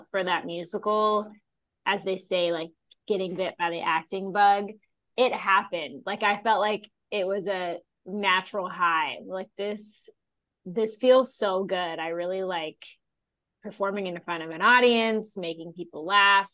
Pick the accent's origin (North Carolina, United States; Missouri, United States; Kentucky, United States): Kentucky, United States; Northern; moved away as an adult; also born or lived in New York; I grew up in Northern Kentucky